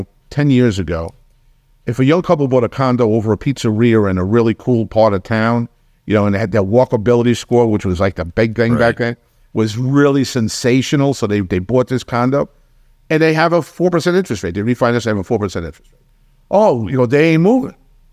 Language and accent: English; New York, United States; You know, I grew up in New York, and when we had snowstorms, they were snowstorms. You could be snowed in for 5 days.